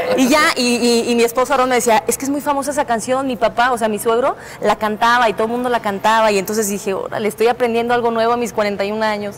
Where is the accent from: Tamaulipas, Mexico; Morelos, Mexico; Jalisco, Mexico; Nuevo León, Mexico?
Jalisco, Mexico; Guadalajara; moved away as an adult; also born or lived in Mexico City; now in Querétaro, Mexico; yo soy eh, tapatía